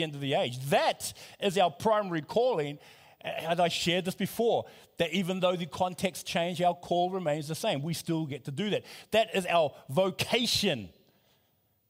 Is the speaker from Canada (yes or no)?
no; New Zealand; I come from New Zealand. My parents are from Samoa